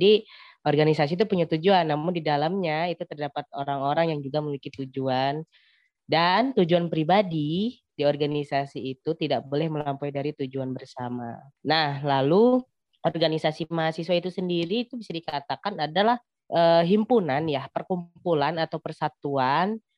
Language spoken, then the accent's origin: Indonesian; Lampung, Indonesia; Asal saya dari Lampung.